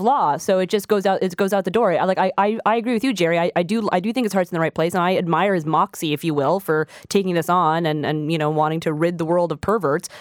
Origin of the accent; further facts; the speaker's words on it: Quebec, Canada; I'm from Quebec